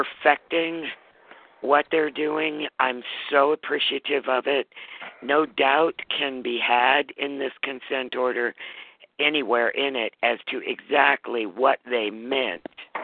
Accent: Montana, United States; my home state, Montana

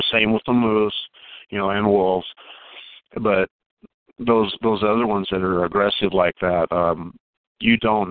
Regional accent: Alaska, United States; I was raised in Alaska, and I pretty much had free run

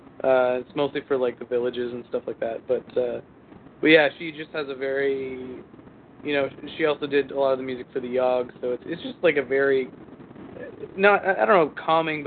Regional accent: New Brunswick, Canada; moved away; We went to my hometown in New Brunswick. Small province on the East Coast.

